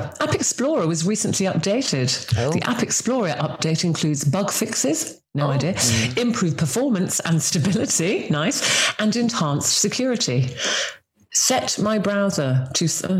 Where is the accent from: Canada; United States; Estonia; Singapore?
Singapore; born there; I've got that real weird mishmash because we were an army family. So I was born in Singapore. I travelled around with my parents.